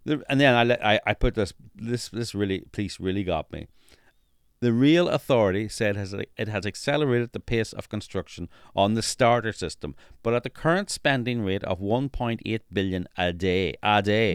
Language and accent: English; Northern Ireland, United Kingdom; moved away; I'm from Northern Ireland